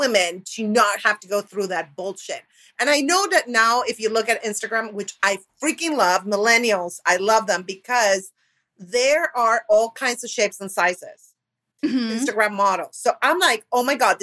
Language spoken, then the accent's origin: English; Argentina; moved away; I'm from Argentina